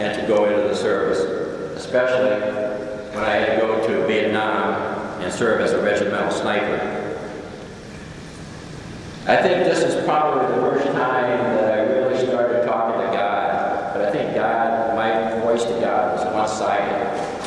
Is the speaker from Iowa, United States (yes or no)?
yes; Ryan, Iowa, United States; And I was born first, and then raised in even a smaller community in Ryan